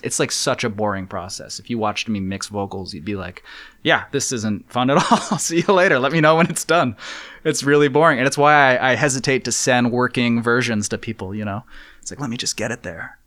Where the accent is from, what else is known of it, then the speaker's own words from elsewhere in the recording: New Haven, Connecticut, United States; now in New York, United States; growing up in New Haven